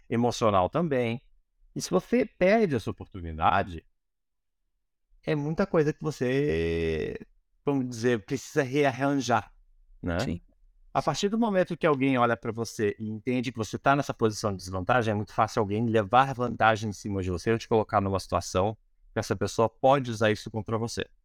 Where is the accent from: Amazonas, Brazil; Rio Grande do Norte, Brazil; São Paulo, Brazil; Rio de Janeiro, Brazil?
Amazonas, Brazil; Manaus; born there; also born or lived in Curitiba / United States; eu nasci em Manaus, né? Eu sempre me senti um alienígena, né? Então, assim, eu sempre fui pra Curitiba. Eu morava em Curitiba, ou nos Estados Unidos, agora eu moro aqui e tal.